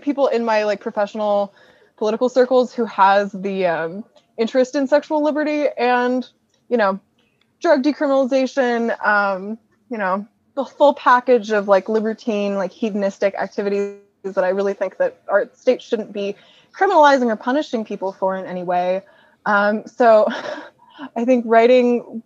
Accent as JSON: {"language": "English", "region": "California", "country": "United States", "said": "I'm from California"}